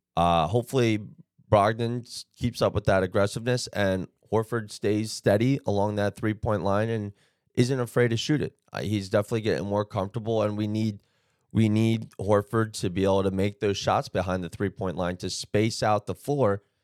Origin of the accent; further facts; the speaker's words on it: New Jersey, United States; I'm from New Jersey. I'm not from Boston